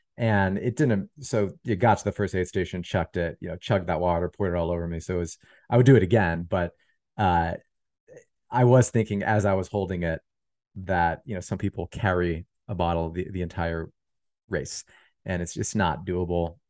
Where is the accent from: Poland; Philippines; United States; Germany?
United States; Pennsylvania; I'm from Pennsylvania